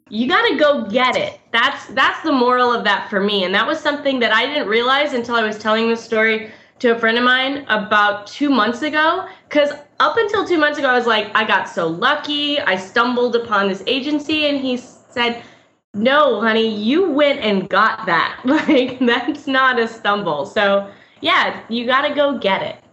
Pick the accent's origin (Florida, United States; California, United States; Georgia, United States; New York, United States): Florida, United States; Orlando; moved away as an adult; now in Tampa, United States; I grew up in Orlando